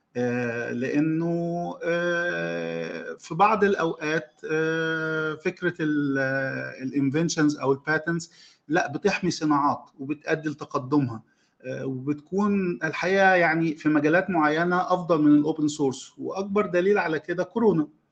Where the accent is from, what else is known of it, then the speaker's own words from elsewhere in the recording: Egypt; عندنا في مصر